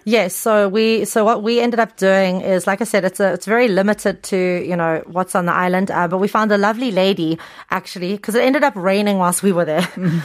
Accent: Cape Town, Western Cape, South Africa; moved away as an adult; also born or lived in Incheon, South Korea; now in South Korea; I'm from Cape Town

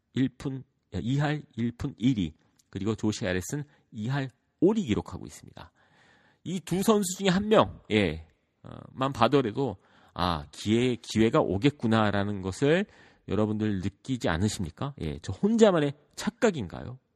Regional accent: United States; 저 같은 경우에는 미국에서 자랐고

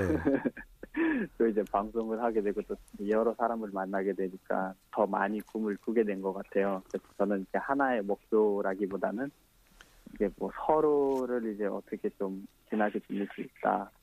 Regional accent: Kathmandu, Bagmati, Nepal; Korean is a second language; moved away as an adult; now in South Korea; 저는 수도 카트만두입니다

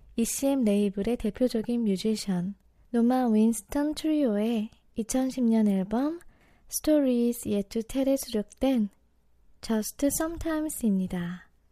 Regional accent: Daejeon, South Korea; 제 고향이 대전이잖아요.

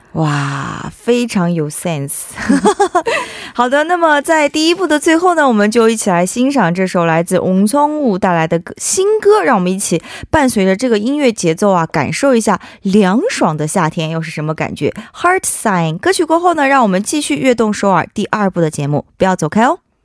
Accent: China; now in South Korea; 我们中国人

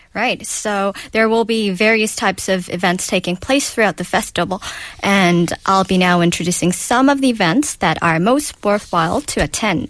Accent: Busan, South Korea; my hometown

